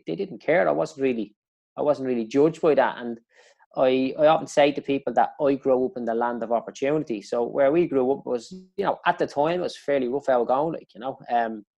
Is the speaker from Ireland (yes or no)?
yes; Dublin, Leinster, Ireland; I grew up in Clondalkin